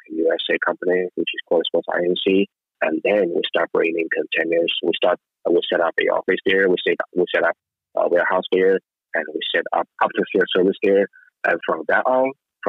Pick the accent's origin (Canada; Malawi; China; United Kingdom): China; I'm from China